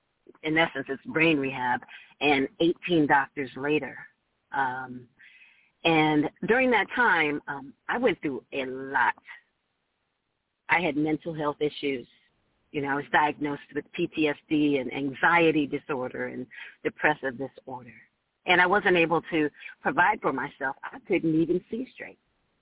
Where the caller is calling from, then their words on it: Orange County, California, United States; I am calling from Orange County, California.